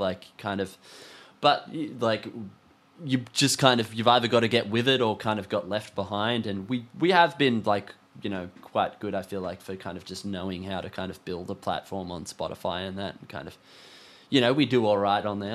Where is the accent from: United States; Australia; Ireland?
Australia; being an Australian band